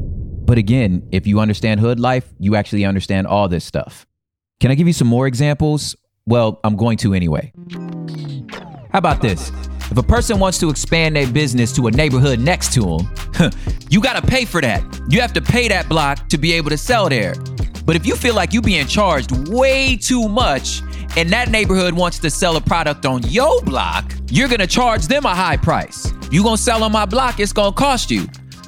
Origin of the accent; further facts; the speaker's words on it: Los Angeles, California, United States; I'm from South Central Los Angeles. I moved all over the LA surrounding areas